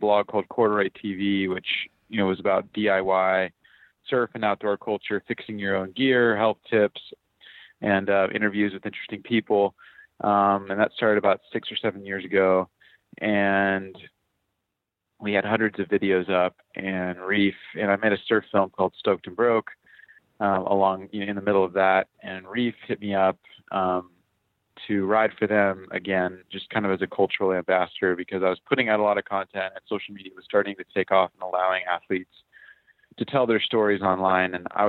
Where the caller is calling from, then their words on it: Honolulu, Hawaii, United States; Yeah, I'm calling in from Hawaii. I'm in Honolulu.